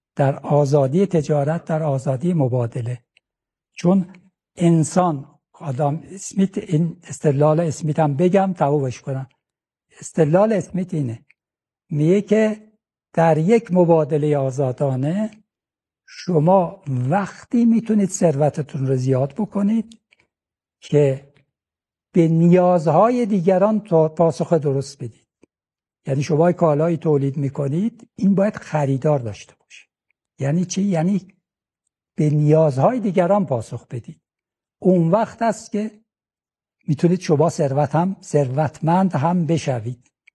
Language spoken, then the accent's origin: Persian; Iran; ما ایرانی هستیم من ایرانی هستم